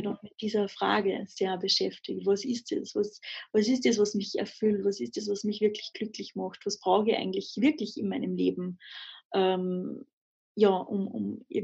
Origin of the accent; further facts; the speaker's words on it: Austria; also ich bin in Österreich am Land aufgewachsen, mhm. ähm, in den Bergen